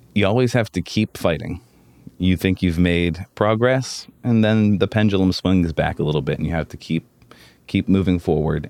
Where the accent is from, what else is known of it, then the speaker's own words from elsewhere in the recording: Pittsburgh, Pennsylvania, United States; I grew up in the South Hills